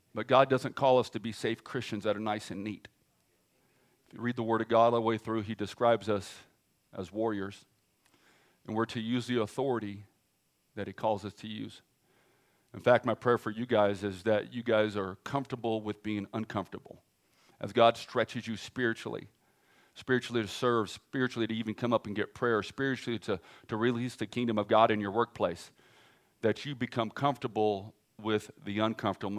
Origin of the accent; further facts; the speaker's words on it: California, United States; now in Oklahoma, United States; I'm from California, so I talk fast